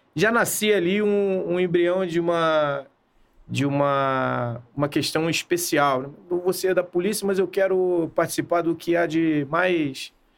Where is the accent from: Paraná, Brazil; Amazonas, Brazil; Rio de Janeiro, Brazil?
Rio de Janeiro, Brazil; E a minha, a minha adolescência eu passei em Copacabana.